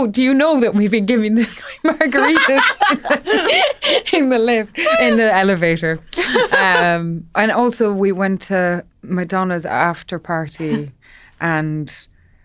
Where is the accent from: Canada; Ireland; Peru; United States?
Ireland; when I was growing up in Ireland